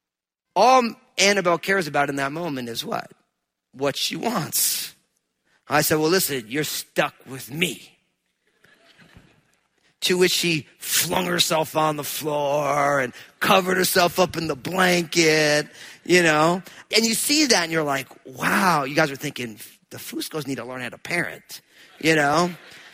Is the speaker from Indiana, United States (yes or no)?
no; New Jersey, United States; I'm from New Jersey